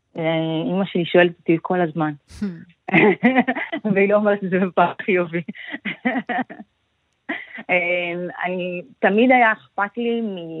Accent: Israel; born or raised there; also born or lived in Ethiopia

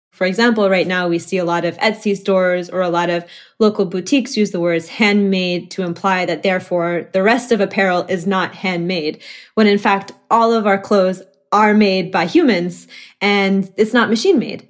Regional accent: Oklahoma, United States; moved away as an adult; now in Chicago, United States; someone who was born and raised in Oklahoma

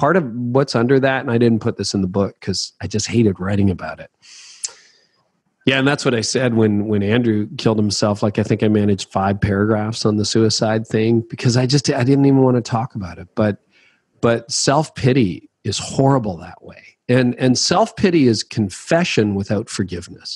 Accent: Canada; I'm Canadian

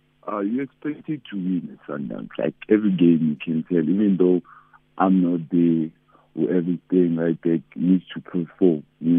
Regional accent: Musina, Limpopo, South Africa; I'm from Messina

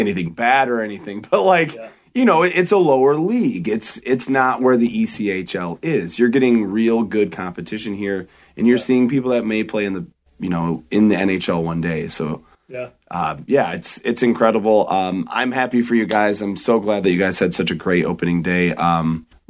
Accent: Grand Rapids, Michigan, United States; when I was a kid growing up in Grand Rapids

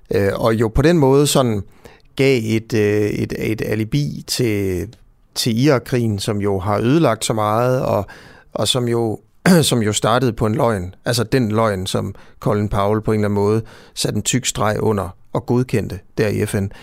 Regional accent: Hovedgård, Central Denmark Region, Denmark; jeg er jo selv fra Hovedgård

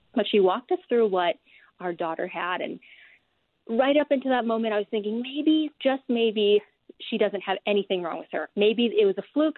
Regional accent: Hawaii, United States; now in Utah, United States; I'm natively from Hawaii, and so to be here in Utah

